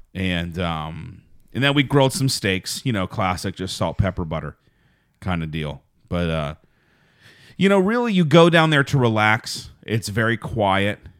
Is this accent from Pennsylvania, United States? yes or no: yes; Fayette County, Pennsylvania, United States; moved away; also born or lived in Pittsburgh; I was born in Pittsburgh, but I was raised in Fayette County. And that's where I really say I'm from.